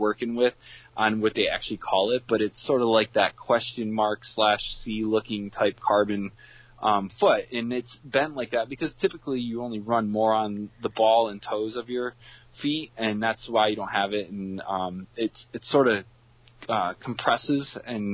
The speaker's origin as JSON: {"language": "English", "town": "Binghamton", "region": "New York", "country": "United States", "tie": "born or raised there", "said": "born and raised in the Binghamton area. I'm a townie"}